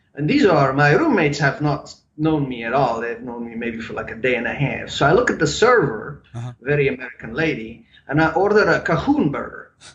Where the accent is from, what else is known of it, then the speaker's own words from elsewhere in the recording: Bern, Switzerland; first language German; English is a second language; moved away as an adult; also born or lived in Lucerne, Switzerland / Charlotte, North Carolina; now in United States; I was born in Lucerne, Lucerne, and then uh, lived in Bern most yeah. of my time, my formative years, and then when I was 21 years old, I came to America.